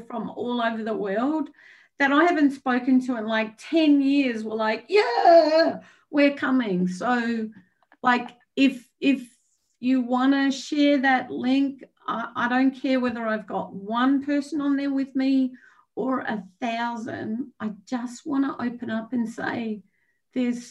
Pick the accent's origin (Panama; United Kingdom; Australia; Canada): Australia; moved away; I'm Australian